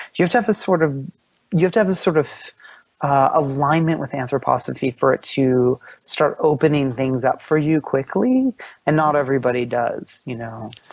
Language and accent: English; Pennsylvania, United States; I grew up in Pennsylvania